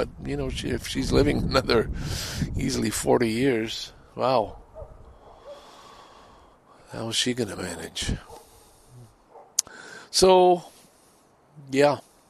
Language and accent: English; Canada; also born or lived in Ottawa / Toronto / Montreal / Vancouver; And I think I am, as a Canadian representative, I think I'm very good, having lived in Ottawa, Toronto, Montreal, Vancouver, having lived outside the country, and I do think I have an awful lot to offer.